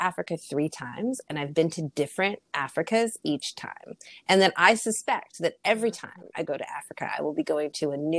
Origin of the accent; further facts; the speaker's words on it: Canada; Being Canadian, thought that, oh, those years of French that I had growing up, that'll cover me